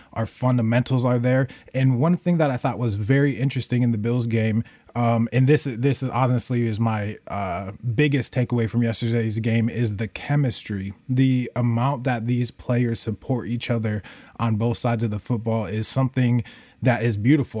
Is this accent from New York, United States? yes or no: yes; Buffalo, New York, United States; now in Chicago, United States; I'm here in Chicago. I was born in Buffalo